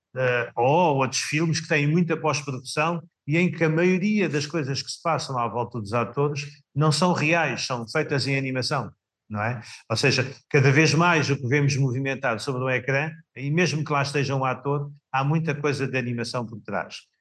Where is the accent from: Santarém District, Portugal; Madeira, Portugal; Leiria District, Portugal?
Santarém District, Portugal; Samora Correia; na minha terra natal, Samora Correia